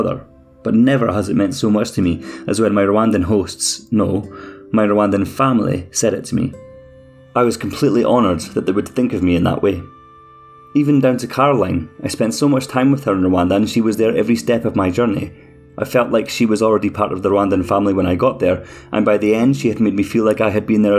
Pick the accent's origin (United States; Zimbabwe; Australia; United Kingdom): United Kingdom; Scotland; accent: Scottish; my Scottish accent